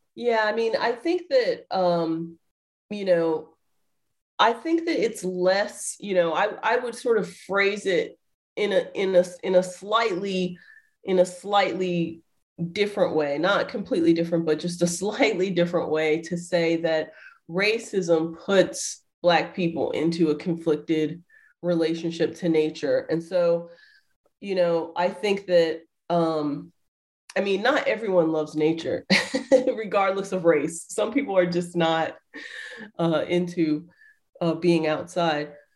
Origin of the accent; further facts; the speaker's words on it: Atlanta, Georgia, United States; moved away as an adult; also born or lived in Riverside, California; now in Ohio, United States; I'm from the South. Uh, originally, I was born and raised uh, in Atlanta, Georgia.